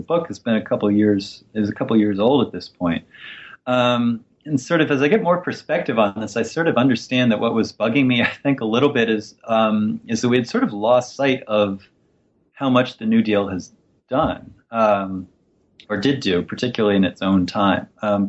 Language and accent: English; West Virginia, United States; I grew up in West Virginia in a deindustrializing city, a place that by the time I was growing up was maybe 18,000 residents, had been shrinking every census since World War II.